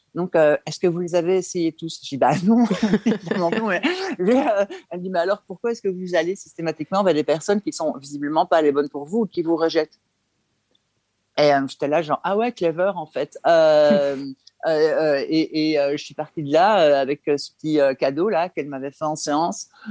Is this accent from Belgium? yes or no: yes; Belgium; je suis belge, hein, je vis en Belgique